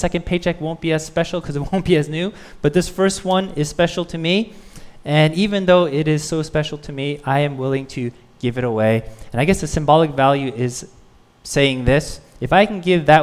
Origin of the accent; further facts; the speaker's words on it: United States; I'm Korean American